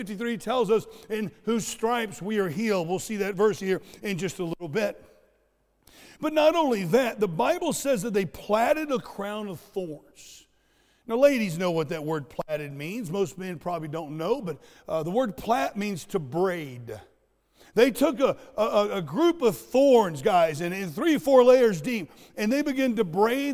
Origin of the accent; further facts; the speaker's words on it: Southwest Florida, United States; I grew up in Southwest Florida where we have these things called sand spurs